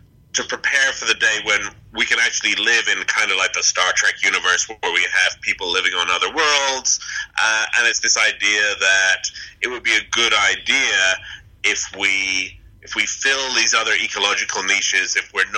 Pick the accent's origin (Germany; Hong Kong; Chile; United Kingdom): United Kingdom; England; also born or lived in United States; We came over from England to America for a year to be at NASA